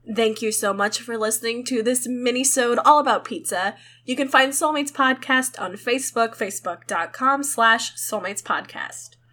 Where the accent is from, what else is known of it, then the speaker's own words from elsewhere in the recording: Midwest, United States; I'm from the Midwest